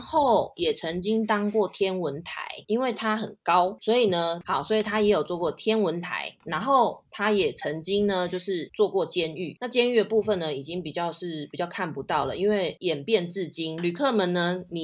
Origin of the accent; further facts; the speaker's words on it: Taipei, Taiwan; moved away as an adult; now in London, United Kingdom; 就是我是台湾人，然后我是来自台北综合，那我现在就是在伦敦定居，就是就嫁给英国人